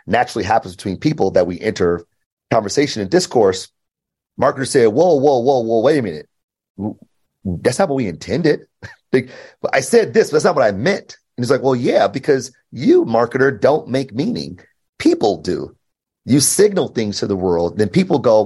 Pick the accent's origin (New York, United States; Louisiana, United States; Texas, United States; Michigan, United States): Michigan, United States; Detroit; I grew up in Detroit, born and raised